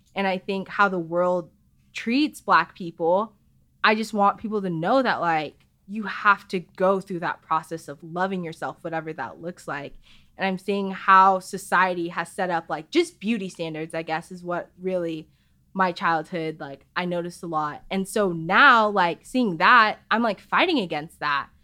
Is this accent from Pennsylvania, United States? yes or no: no; Chandler, Arizona, United States; I grew up in Arizona